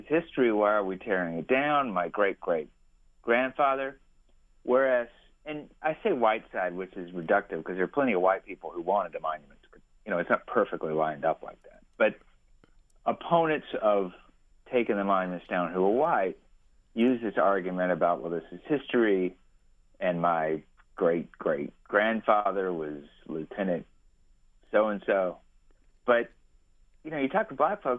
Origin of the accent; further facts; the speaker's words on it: Alabama, United States; I'm from Alabama